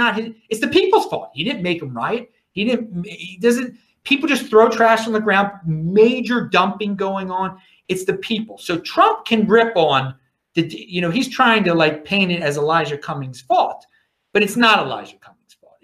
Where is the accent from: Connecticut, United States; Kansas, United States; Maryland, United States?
Maryland, United States; Baltimore; everyone knows I'm from Baltimore. I grew up in the suburbs